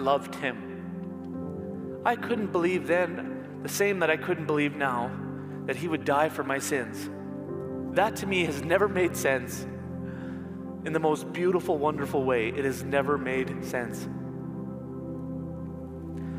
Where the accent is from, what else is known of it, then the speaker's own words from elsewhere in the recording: Manitoba, Canada; also born or lived in Ontario; When I was 10, we moved from Ontario to Manitoba